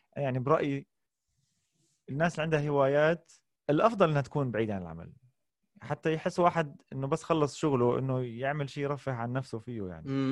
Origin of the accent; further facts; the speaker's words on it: Amman, Amman Governorate, Jordan; also born or lived in Kuwait / Jaffa (ancestral origin); وعشت حياتي كلها في الاردن في عمان لكن مسقط راسي هو الكويت